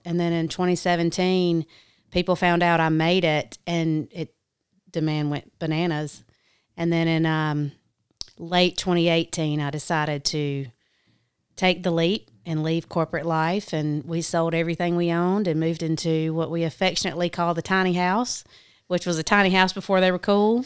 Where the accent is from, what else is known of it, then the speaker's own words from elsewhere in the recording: South Carolina, United States; I grew up in South Carolina. Obviously, I'm from the South.